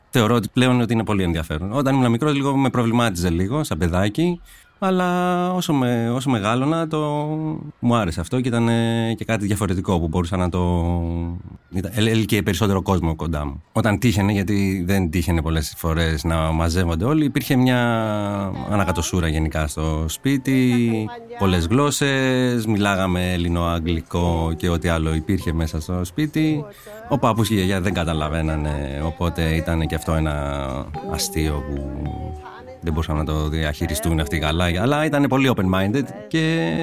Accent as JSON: {"language": "Greek", "town": "Korydallos", "region": "Attica", "country": "Greece", "tie": "born or raised there", "also_born_or_lived": "Marousi", "said": "γεννήθηκα στο Μαρούσι, και έχω μεγαλώσει στο σκιστό Κορυδαλού. Είμαι 40 χρονών"}